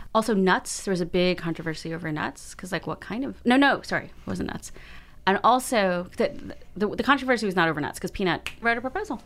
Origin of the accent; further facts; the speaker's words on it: United States; I'm Chinese American